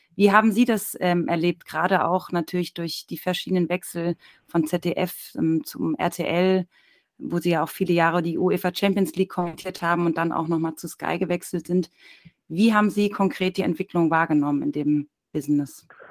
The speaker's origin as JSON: {"language": "German", "town": "Darmstadt", "region": "Hesse", "country": "Germany", "tie": "born or raised there", "also_born_or_lived": "Mainz", "said": "in der Nähe von meinem Geburtsort Darmstadt"}